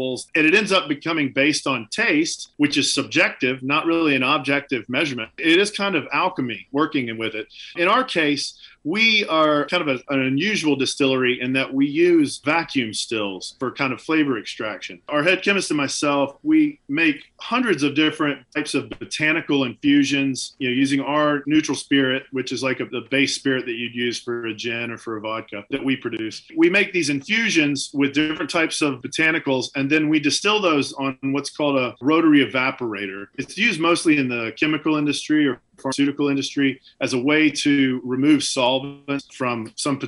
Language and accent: English; Deep South, United States; now in New Hampshire, United States; I grew up in the Deep South